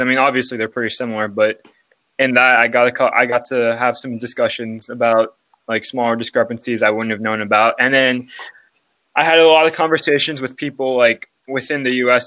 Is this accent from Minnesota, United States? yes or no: no; Los Angeles, California, United States; I'm from Los Angeles, California.